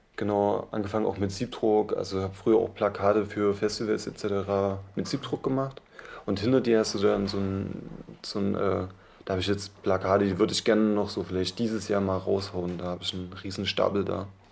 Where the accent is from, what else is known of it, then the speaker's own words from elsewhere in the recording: Chemnitz, Saxony, Germany; now in Leipzig, Germany; ursprünglich komme ich aus Chemnitz